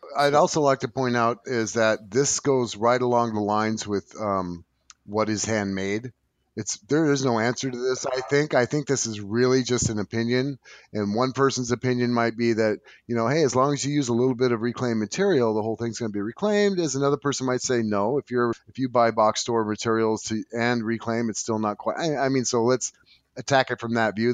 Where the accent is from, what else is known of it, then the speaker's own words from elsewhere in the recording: California, United States; I'm from California